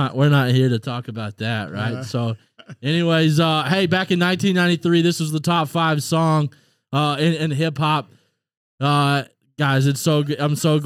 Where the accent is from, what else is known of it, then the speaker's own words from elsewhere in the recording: Little Rock, Arkansas, United States; now in Cave Springs, United States; I'm originally from Little Rock, Arkansas, by way. Now, of Cave Springs